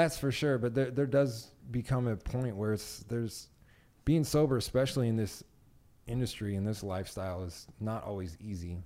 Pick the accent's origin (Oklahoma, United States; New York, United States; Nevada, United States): Nevada, United States; Las Vegas; I was raised in Vegas